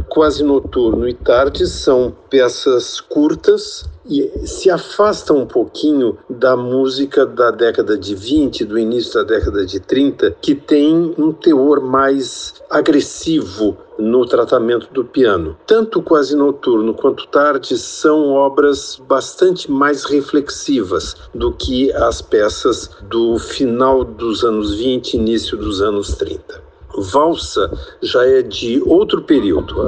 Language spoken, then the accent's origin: Portuguese; Porto Alegre, Rio Grande do Sul, Brazil; Eu nasci em Porto Alegre